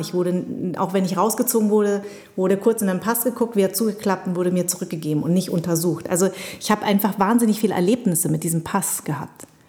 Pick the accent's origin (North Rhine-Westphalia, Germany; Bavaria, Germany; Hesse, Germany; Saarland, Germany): Bavaria, Germany; Munich; also born or lived in Darmstadt; ich bin ja in München groß geworden